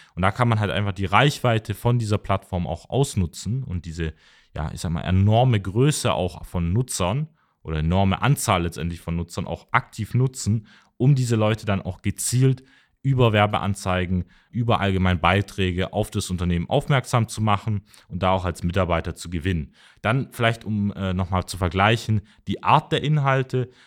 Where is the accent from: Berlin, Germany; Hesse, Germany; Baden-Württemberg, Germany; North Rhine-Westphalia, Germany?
Baden-Württemberg, Germany; Mössingen; ich komme aus Mössing, das ist eine Stadt so 15 Kilometer hinter Tübingen.